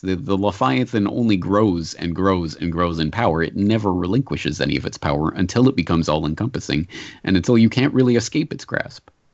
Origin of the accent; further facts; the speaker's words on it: Canada; as a Canadian